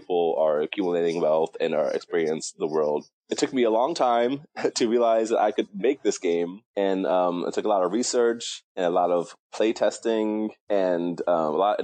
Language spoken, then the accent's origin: English; New York City, New York, United States; also born or lived in Milwaukee, Wisconsin / Atlanta, Georgia / South Korea; I was born in Milwaukee, Wisconsin, and I moved to New York City when I was around six, and I have been living in New York City ever since.